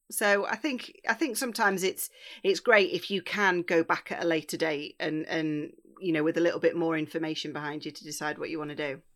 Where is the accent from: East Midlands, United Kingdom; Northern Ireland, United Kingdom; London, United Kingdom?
East Midlands, United Kingdom; Bakewell; also born or lived in Northumbria; I am born and raised in Bakewell in Derbyshire